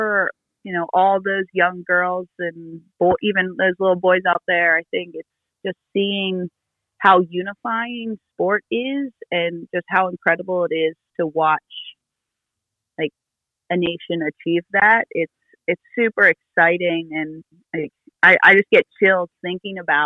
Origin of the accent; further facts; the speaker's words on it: United States; growing up in the States